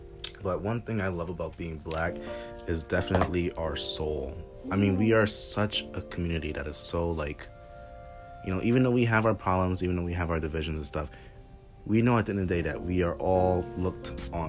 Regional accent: Georgia, United States; I grew up in Georgia. So, you know, there was this elementary school that I went to, and it was predominantly white.

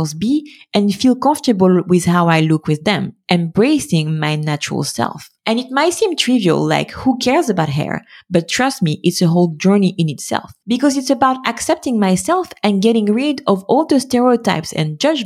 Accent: France; being born and raised in France in the middle of the 90s and 2000s

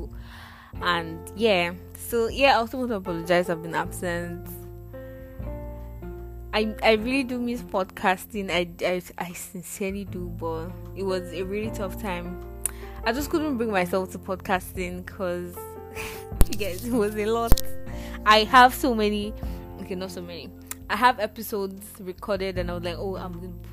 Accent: Nigeria; Nigeria, my country

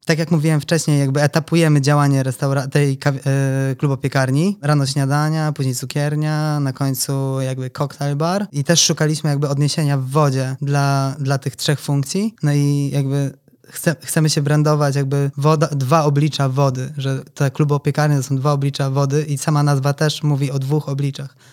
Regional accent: Toruń, Kuyavian-Pomeranian Voivodeship, Poland; urodziłem się w Toruniu

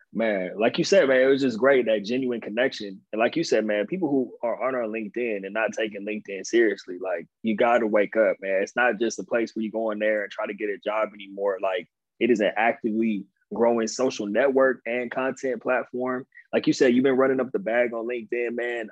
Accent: Inland Empire, California, United States; also born or lived in Pasadena, California / San Diego, California / New York tri-state area; I grew up like 45 minutes outside of LA. It's the Inland Empire. Um, that's where I'm from

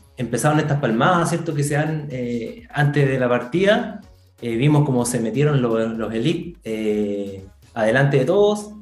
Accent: Tocopilla, Antofagasta, Chile; somos de Tocopilla

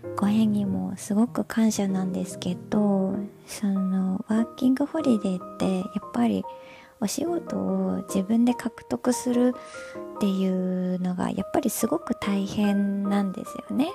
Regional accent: Japan; moved away as an adult; also born or lived in United States; now in Toronto, Canada; 日本で生まれ育って

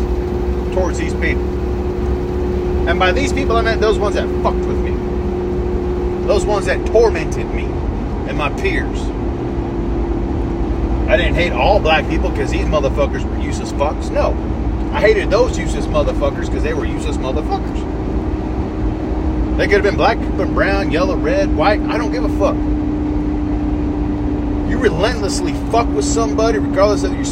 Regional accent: South Georgia, United States; I grew up in South Georgia. Went to high school in South Georgia

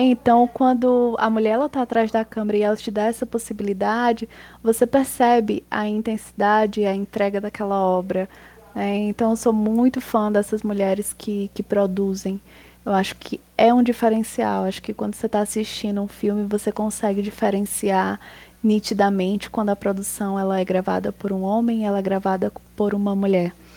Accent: Potengi, Ceará, Brazil; eu comecei com um grupo de teatro na minha cidade, eu sou de Potengi. Eu tinha 9 anos

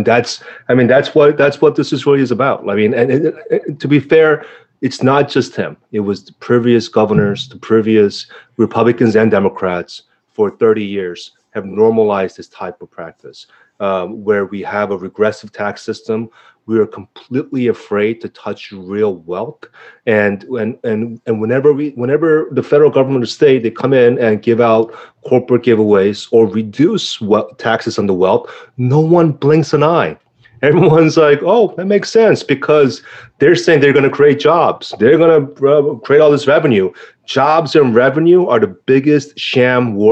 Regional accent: South Korea; now in New York, United States; South Korea, you know, my hometown, my homeland

